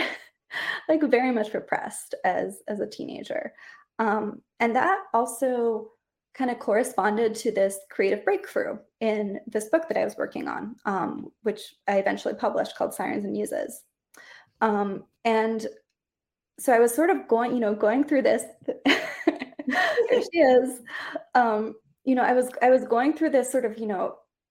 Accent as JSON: {"language": "English", "country": "Costa Rica", "tie": "born or raised there", "said": "I grew up in Costa Rica, which is a very Catholic country"}